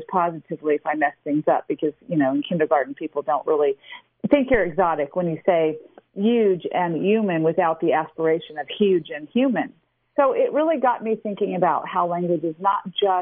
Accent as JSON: {"language": "English", "town": "Memphis", "region": "Tennessee", "country": "United States", "tie": "born or raised there", "moved": "yes", "lives_now": "Reno, United States", "said": "I grew up in the South with a very different background than most of my peers"}